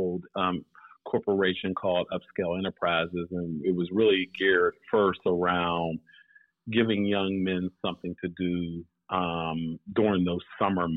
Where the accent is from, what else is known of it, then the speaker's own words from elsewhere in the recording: Pittsburgh, Pennsylvania, United States; I am from the Pittsburgh area. Grew up, born and raised in Pittsburgh.